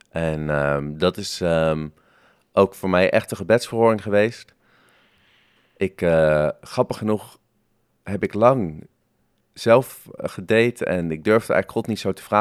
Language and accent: Dutch; Harderwijk, Gelderland, Netherlands; born there; also born or lived in Bergambacht / Den Haag; Eh, ik ben geboren in Harderwijk, maar daar heb ik maar tot mijn derde gewoond. Ehm, want mijn vader is ook dominee. En eh, we zijn een aantal keer verhuisd. Dus na Harderwijk kwam Bergambacht eh, in het Groene Hart. En daarna Den Haag.